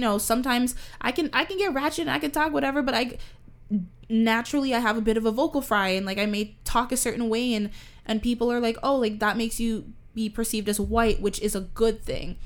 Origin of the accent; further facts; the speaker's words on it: Toronto, Ontario, Canada; we grew up in Canada. I grew up around a lot of many different cultures. We live in Toronto